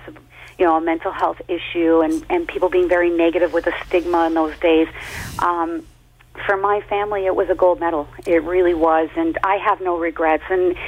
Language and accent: English; Canada; To be skating not only in Canada, but in my home country was every athlete's dream.